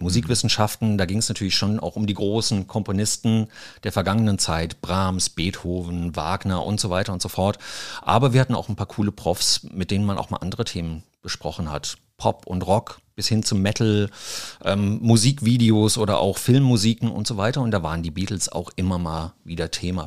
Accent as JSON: {"language": "German", "town": "Mainz", "region": "Rhineland-Palatinate", "country": "Germany", "tie": "born or raised there", "said": "ich bin geboren hier in Mainz, habe auch hier Abitur gemacht"}